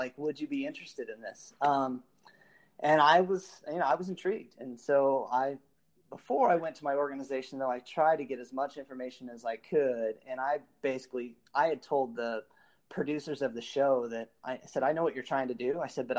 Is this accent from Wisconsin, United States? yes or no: yes; Milwaukee, Wisconsin, United States; And, you know, here I am from Milwaukee, and nobody really knows who Bango is